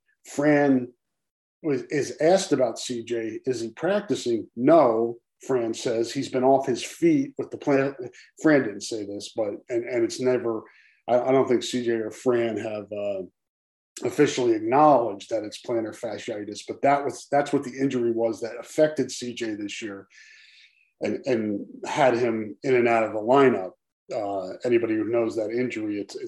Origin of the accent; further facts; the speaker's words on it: East Coast, New York, United States; moved away; also born or lived in New Jersey; I grew up out on the East Coast and spent a lot of time in New York, graduated high school from New York, went to school, college in New Jersey.